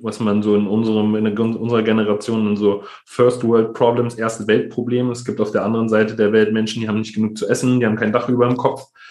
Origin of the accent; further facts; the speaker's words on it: Berlin, Germany; ich bin im, im Berliner Brennpunkt Neukölln-Kreuzberg äh, groß geworden